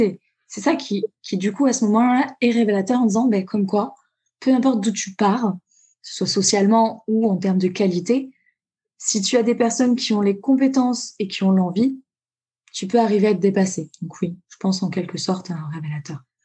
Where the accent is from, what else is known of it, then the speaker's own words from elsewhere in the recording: Tulle, Nouvelle-Aquitaine, France; moved away as an adult; now in Toulouse, France; je suis donc de Tulle, en Corrèze